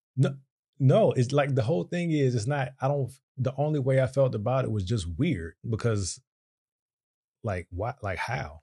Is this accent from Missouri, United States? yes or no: no; Virginia, United States; moved away; we're from Virginia